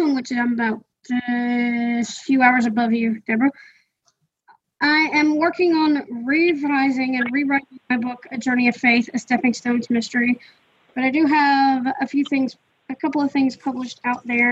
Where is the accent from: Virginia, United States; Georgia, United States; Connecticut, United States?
Georgia, United States; Rochelle; I'm from Rochelle, Georgia, which is a small town in south central uh, Georgia.